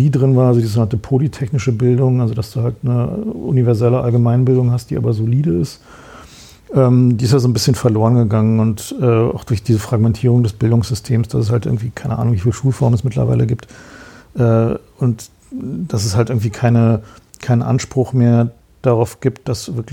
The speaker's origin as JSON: {"language": "German", "region": "East Germany", "country": "Germany"}